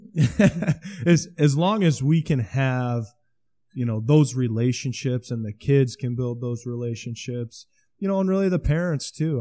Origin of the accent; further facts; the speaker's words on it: Osmond, Nebraska, United States; my hometown school